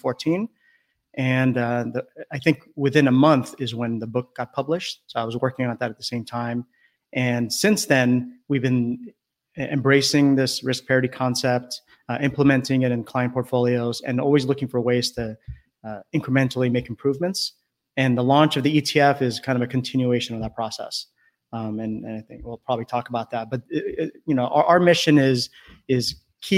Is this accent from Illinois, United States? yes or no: no; California, United States; I grew up in California, up and down the coast